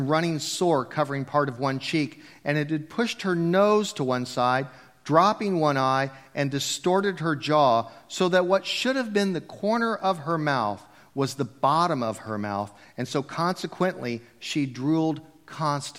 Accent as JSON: {"language": "English", "country": "United States", "tie": "born or raised there", "said": "I'm a Christian because I was raised in America in a Christian home."}